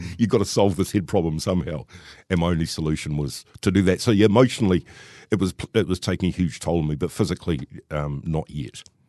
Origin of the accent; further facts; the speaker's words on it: Wellington, New Zealand; I grew up in Wellington and I was born in sixty-six